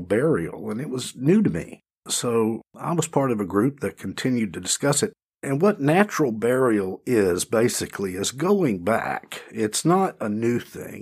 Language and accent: English; Cochran, Georgia, United States; now in Greensboro, United States; in central Georgia, in a little town called Cochrane